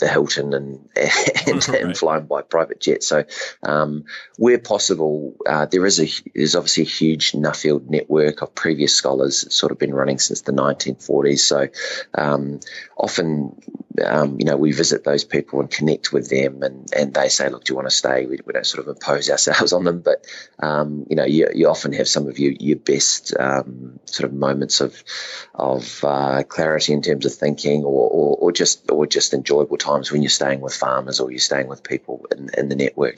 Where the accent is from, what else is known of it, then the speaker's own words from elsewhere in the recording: North Island, Manawatū-Whanganui, New Zealand; I'm a dairy farmer from the Manawatu, which is in the North Island of New Zealand, lower central North Island